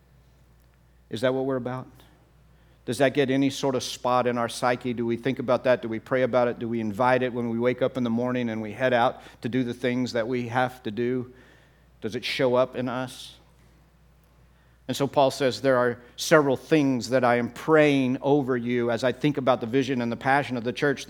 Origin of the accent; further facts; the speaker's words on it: Texas, United States; I'm from Texas